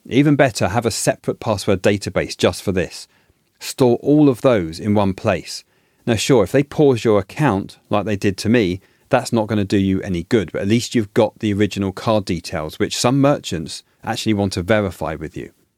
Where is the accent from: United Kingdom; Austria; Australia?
United Kingdom; moved away; In the U K, where I'm originally from, as you can tell from my accent